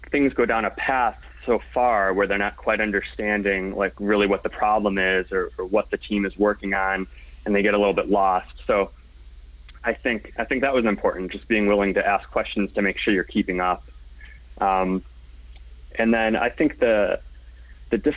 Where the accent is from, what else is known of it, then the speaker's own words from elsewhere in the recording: Indiana, United States; So, like I said, I came from Indiana, networked in.